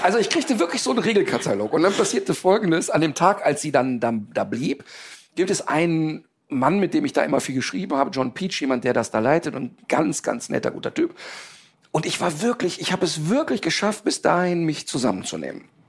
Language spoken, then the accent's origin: German; Ruhr area, North Rhine-Westphalia, Germany; also born or lived in Cologne; ich komme aus dem Ruhrpott, ich bin mit wirklich vielen türkischen Jungs sozialisiert worden